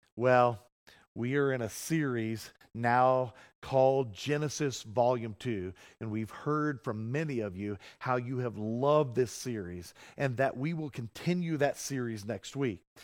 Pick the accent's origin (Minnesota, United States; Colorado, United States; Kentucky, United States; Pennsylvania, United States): Colorado, United States; I'm a Coloradoan.